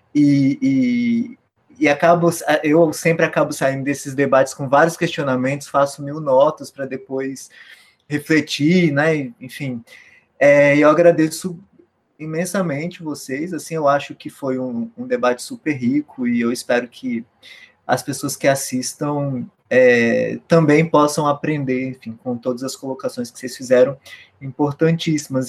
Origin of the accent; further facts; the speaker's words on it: Brasília, Federal District, Brazil; eu sou de Brasília